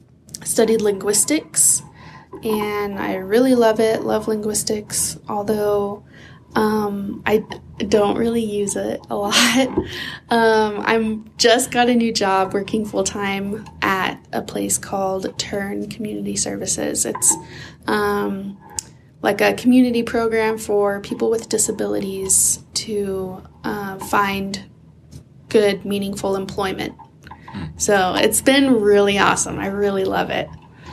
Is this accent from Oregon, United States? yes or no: yes; Oregon, United States; also born or lived in Idaho; And I grew up in Oregon, although my family moved a lot between like Idaho and Oregon.